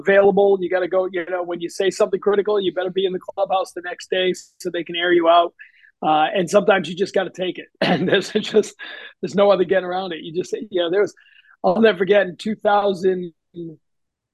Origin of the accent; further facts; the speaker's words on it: New England, United States; I grew up in New England